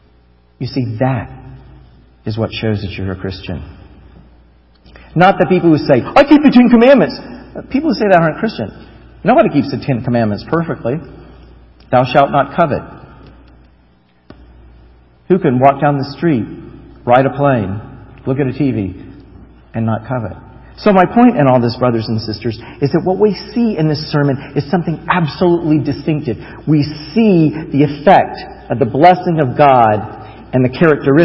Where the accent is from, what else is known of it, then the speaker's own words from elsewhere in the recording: United States; I would say, "America."